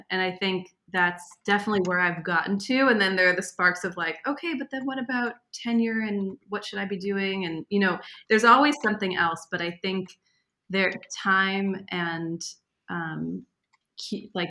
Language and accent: English; East Coast, United States; because he's from Israel. I'm from the East Coast.